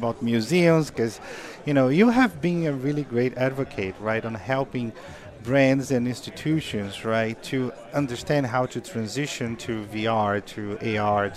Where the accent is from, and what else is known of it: Brazil; born or raised there; now in Los Angeles, United States